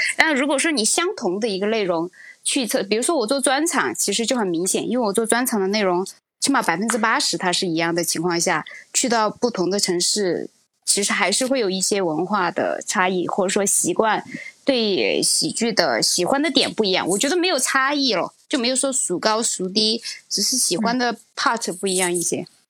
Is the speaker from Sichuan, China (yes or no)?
yes; Chengdu, Sichuan, China; 我是成都，我是四川人，我虽然普通话还讲得可以